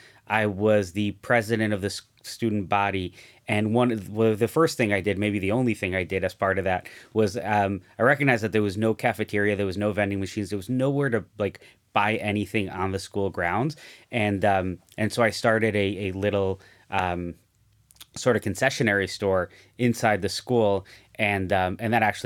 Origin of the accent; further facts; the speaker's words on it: Mexico; in the community I grew up in Mexico, just about everyone I looked at, everywhere I looked, everyone was an entrepreneur.